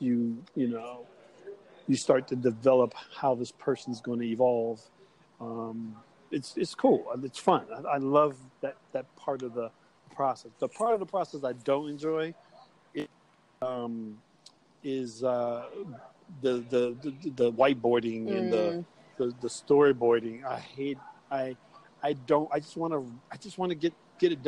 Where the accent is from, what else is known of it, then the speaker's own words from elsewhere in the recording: New York, United States; You do know I'm from New York